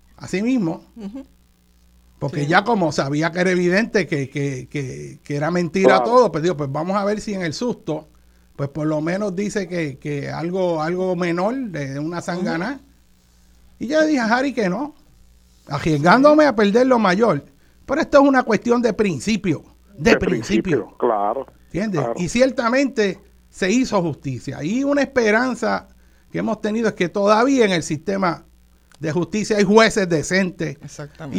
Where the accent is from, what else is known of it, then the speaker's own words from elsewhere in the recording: Puerto Rico; no solo como puertorriqueño, sino como tío tuyo que soy